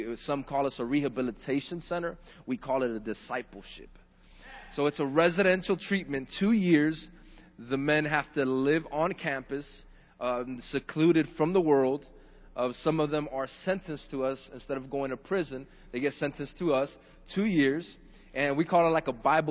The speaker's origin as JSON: {"language": "English", "area": "Miami-Dade", "region": "Florida", "country": "United States", "tie": "born or raised there", "said": "Born and raised in Miami-Dade"}